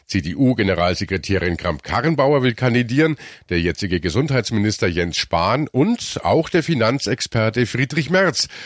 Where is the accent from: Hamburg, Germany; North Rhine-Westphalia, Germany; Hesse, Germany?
Hesse, Germany; weil wir kommen aus Hessen und da hat sie auch stark eingebüßt.